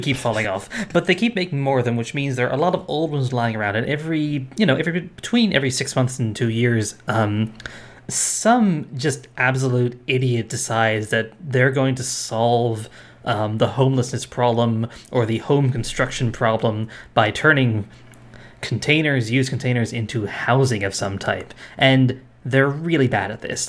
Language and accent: English; Rhode Island, United States; I grew up in Rhode Island